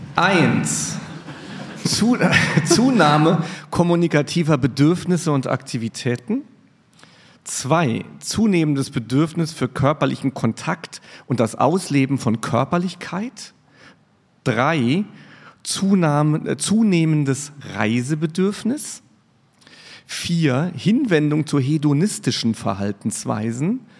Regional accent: Riegelsberg, Saarland, Germany; now in Mainz, Germany; Ich bin in Riegelsberg aufgewachsen

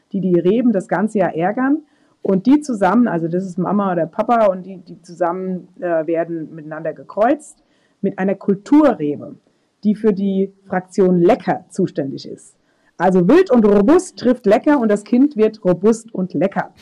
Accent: Rheinhessen, Rhineland-Palatinate, Germany; Rheinhessen. Also das, das ist meine Heimat

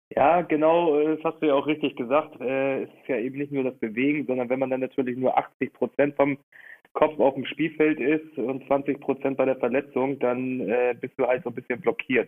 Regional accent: Hamburg, Germany; wir als Hamburger

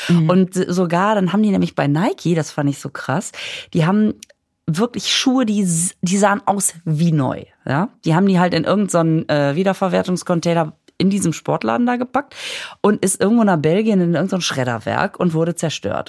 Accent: Düsseldorf, North Rhine-Westphalia, Germany; ich komme ja aus Düsseldorf.

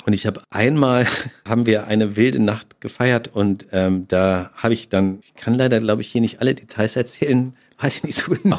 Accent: Germany

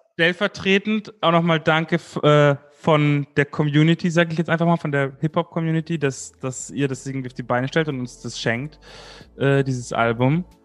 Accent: Munich, Bavaria, Germany; ich als Münchner

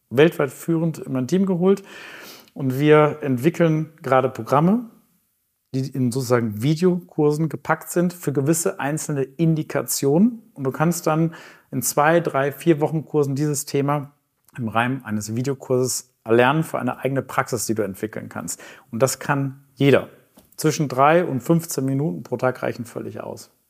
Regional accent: Hamburg, Germany; Okay, ich bin Hamburger, ich wohne in Winterhude

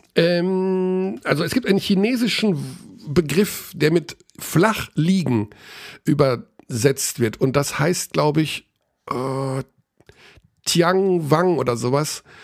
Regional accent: Germany; ich bin natürlich gerne Deutscher, also ich bin ja meine Heimat, ich bin Deutsch

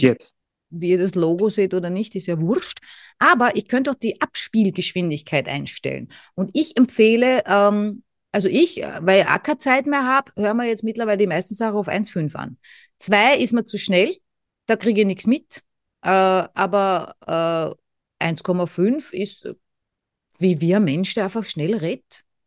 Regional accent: Vienna, Austria; ich komme aus Wien

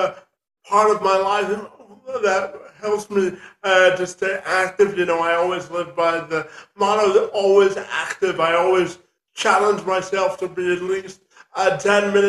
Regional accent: Windsor, Ontario, Canada; I was originally born and raised in Windsor, Ontario, Canada, and that's where I currently reside.

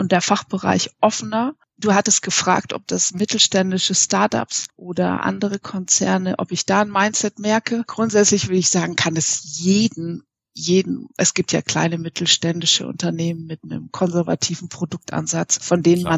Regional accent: Munich, Bavaria, Germany; Ich äh, wohne in München, weil ich in München geboren und aufgewachsen bin.

